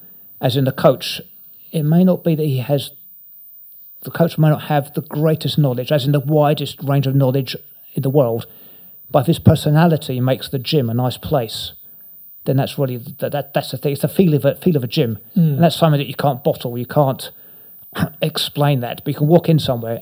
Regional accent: Inverness, Scotland, United Kingdom; born there; I was born up in Scotland, in Inverness

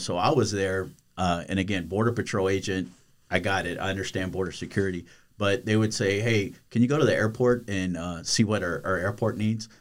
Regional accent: United States; moved away; I grew up on the Texas, Louisiana border

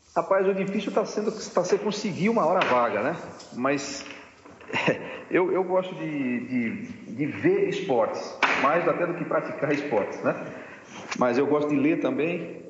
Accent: Tupi Paulista, São Paulo, Brazil; also born or lived in Rio Claro / Ribeirão Preto; now in Piracicaba, Brazil; eu fui criado no interior de São Paulo. Eu fui criado, eu fiquei um tempo em Tupi Paulista, lá perto da, da, do Mato Grosso.

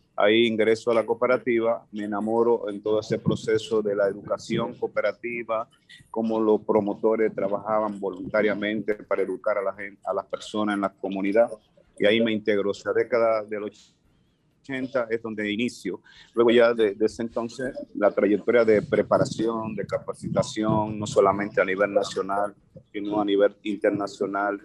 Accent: Dominican Republic; como dominicanos

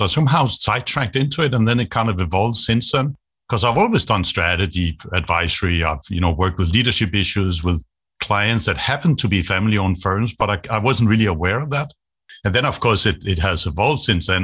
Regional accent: Denmark; moved away as an adult; also born or lived in Asia; I grew up in Denmark. I'm Danish.

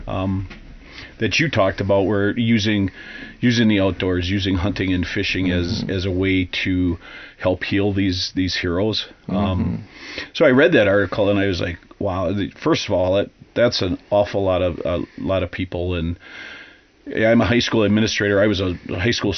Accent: greater Wausau area, Wisconsin, United States; it's my hometown high school. I went to high school there

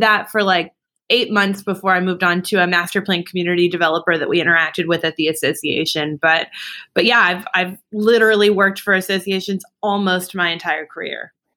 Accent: Dallas, Texas, United States; now in Austin, United States; I'm born and raised in Dallas

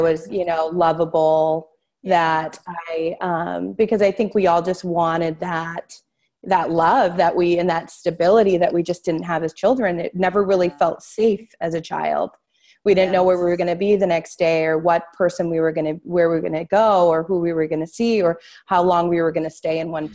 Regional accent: Newburyport, Massachusetts, United States; moved away; also born or lived in Amesbury, Massachusetts; I was born in Newburyport, Massachusetts

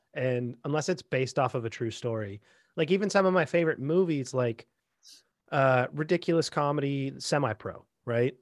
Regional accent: Bellingham, Washington, United States; me growing up in Bellingham, you know, uh, right on the Canadian border

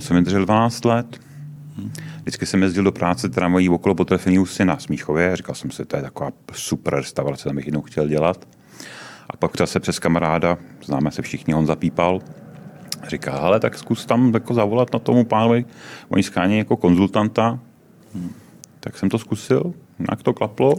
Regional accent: Jaroměř, Hradec Králové Region, Czechia; moved away; also born or lived in Prague; původem ne, původem jsem z Jaroměře, ale v no. Praze, v Praze jsem žil od nějakého 76. 7. roku

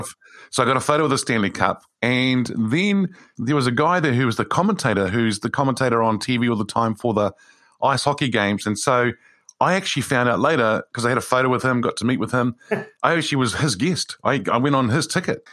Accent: New Zealand; as a New Zealander

